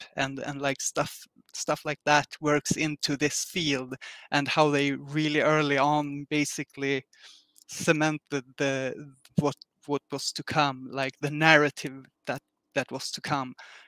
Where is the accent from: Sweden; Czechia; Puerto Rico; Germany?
Sweden; since I'm from Sweden